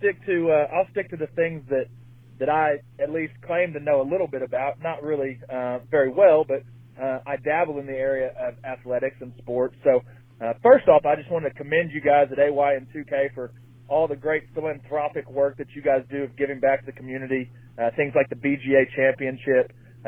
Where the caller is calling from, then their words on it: Benton, Kentucky, United States; from Benton, Kentucky. Long-time listener, first-time caller.